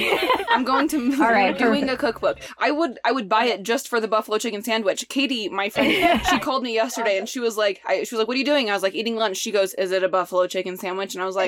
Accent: Midwest, United States; Like I grew up in the Midwest. Well, that's all I know.

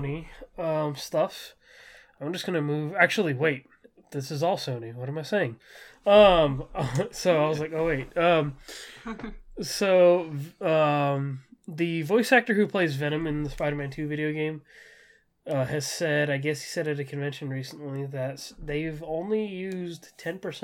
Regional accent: Southern California, United States; I'm from Southern California. I'm from that area

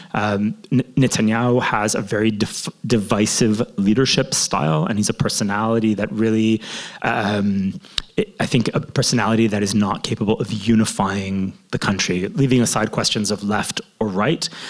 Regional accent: Toronto, Ontario, Canada; now in Jerusalem, Israel; growing up in Toronto.

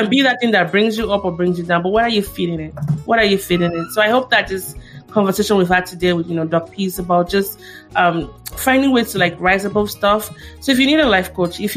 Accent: Nigeria; as a Nigerian child

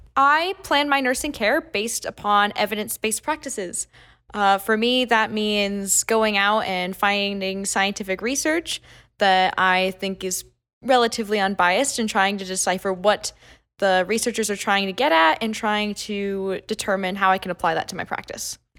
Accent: Murray, Utah, United States; I'm from Murray, Utah

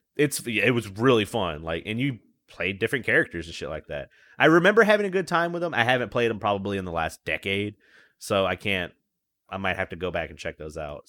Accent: the Bible Belt, the South, United States; I'm right in the middle of it

